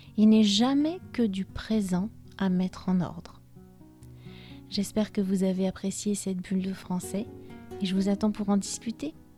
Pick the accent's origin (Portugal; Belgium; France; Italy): France; moved away as an adult; also born or lived in Spain; Même si je suis française et que j'ai grandi en France, j'ai passé presque 13 années de ma vie d'adulte là-bas